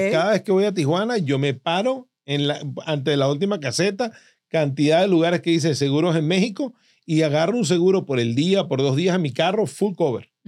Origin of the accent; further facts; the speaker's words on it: Venezuela; now in United States; yo como venezolano